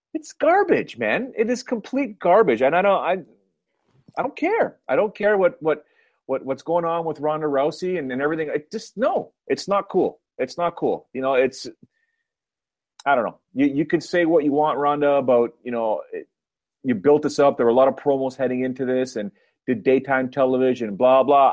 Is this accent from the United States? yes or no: no; Canada; accent: Canadian; my Canadian accent